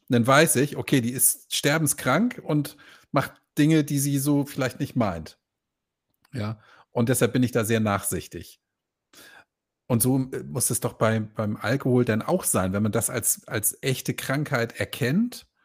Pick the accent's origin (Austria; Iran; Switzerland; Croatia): Croatia; ich habe ein Problem, ich komme aus Kroatien.